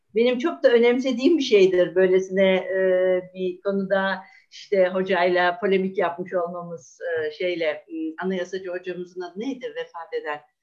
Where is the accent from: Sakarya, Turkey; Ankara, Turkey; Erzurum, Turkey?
Ankara, Turkey; ben Ankaralıyım.